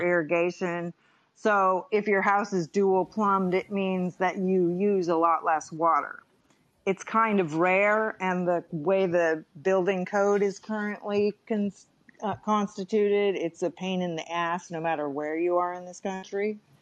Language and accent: English; Bay Area, California, United States; I'm a California native